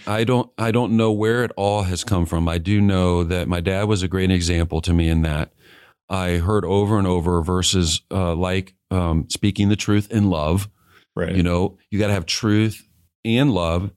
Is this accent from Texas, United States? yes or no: no; Kansas City, Missouri, United States; I grew up in Kansas City and yeah. um, moved there when I was in fourth grade